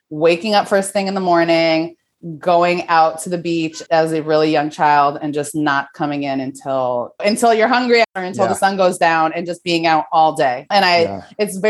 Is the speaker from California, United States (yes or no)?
no; Branford, Connecticut, United States; moved away as an adult; also born or lived in New York City; I grew up in outside of New Haven, Connecticut, in a town called Brantford